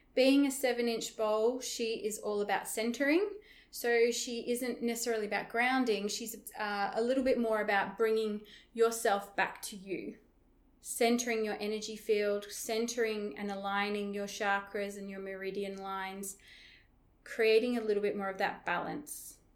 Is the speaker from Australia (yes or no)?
yes; Broome, Western Australia, Australia; where I live in my hometown, Broome, in Western Australia